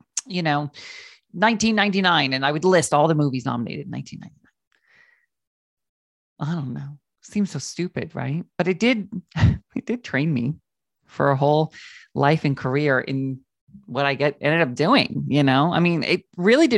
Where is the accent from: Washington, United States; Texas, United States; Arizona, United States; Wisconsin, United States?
Washington, United States; moved away; I grew up in Washington State, right under British Columbia